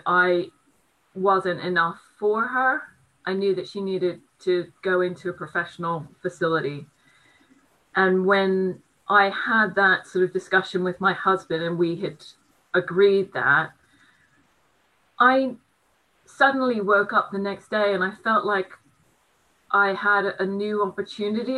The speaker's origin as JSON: {"language": "English", "country": "United States", "also_born_or_lived": "Brighton", "moved": "yes", "lives_now": "United Kingdom", "said": "being an American, all of my family are in the States"}